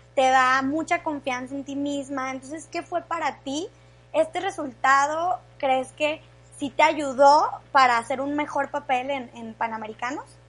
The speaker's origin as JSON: {"language": "Spanish", "country": "Mexico", "said": "como mexicanos"}